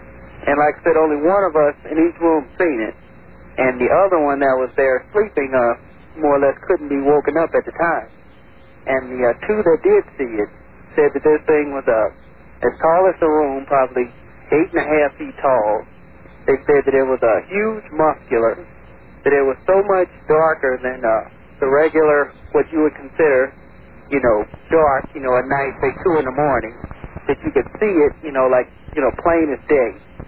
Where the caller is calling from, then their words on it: St. Louis, Missouri, United States; I'm calling from St. Louis.